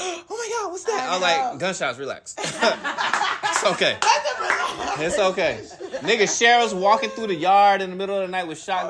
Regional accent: Orlando, Florida, United States; Because I'm from Orlando.

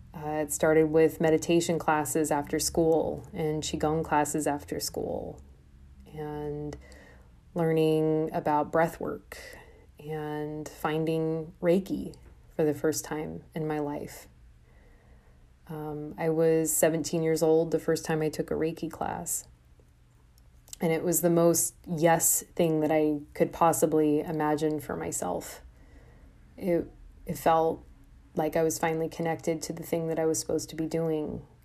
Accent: Des Moines, Iowa, United States; moved away as an adult; also born or lived in Brooklyn, New York; now in Des Moines, United States; I'm from Iowa. from the Midwest. I'm corn fed, you know, raised on the plains.

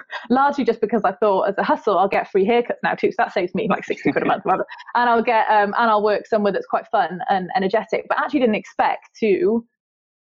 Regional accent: South Wales, United Kingdom; accent: Welsh; I grew up in South Wales

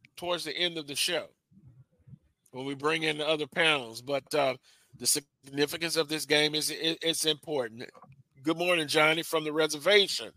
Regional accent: Louisiana, United States; I'm a native of Louisiana

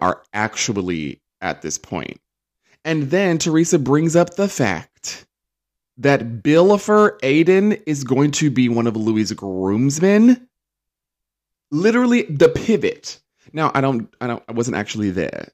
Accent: United Kingdom; we say

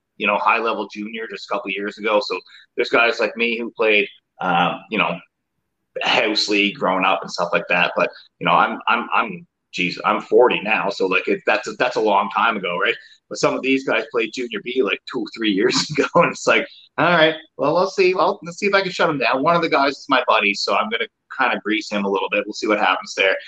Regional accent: Newfoundland and Labrador, Canada; moved away as an adult; So since I moved from home, so I'm from Newfoundland

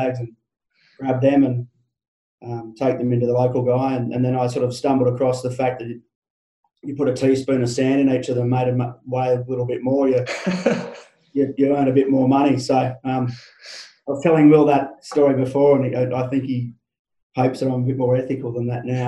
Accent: Cowra, New South Wales, Australia; I grew up in Cowra, which is in the central west New South Wales, on a cattle property

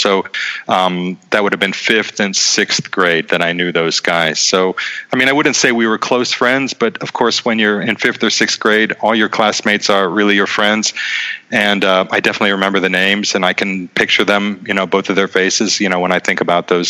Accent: Boardman, Ohio, United States; moved away as an adult; also born or lived in Youngstown, Ohio / Oxford, Ohio / New York / Vienna, Austria; now in Prague, Czech Republic; I was born in Youngstown, grew up in Boardman. Like you said, I went to school at Miami University in Oxford. So I stayed in Ohio for the first 22 years

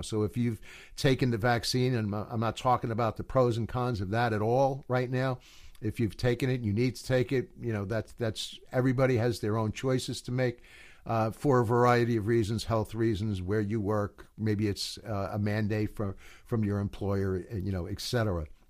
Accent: United States; I'm an American

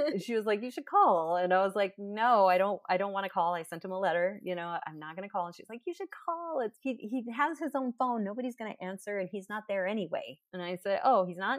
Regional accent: Texas, United States; I was from Texas

